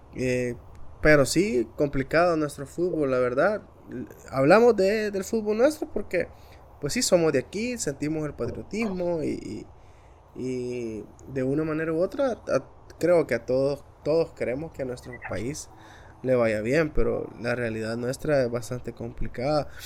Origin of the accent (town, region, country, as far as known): El Salvador